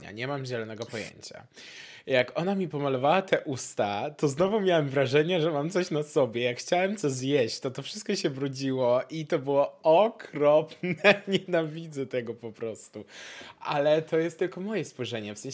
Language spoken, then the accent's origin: Polish; Poland; now in Gdańsk, Poland; W sensie ja też y, w ogóle pochodzę z małej wioski. Ja się przeprowadziłem teraz w kwietniu do Gdańska